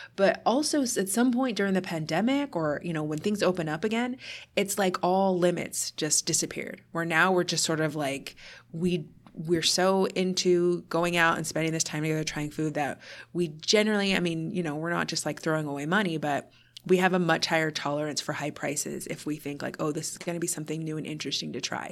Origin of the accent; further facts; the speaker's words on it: United States; as an American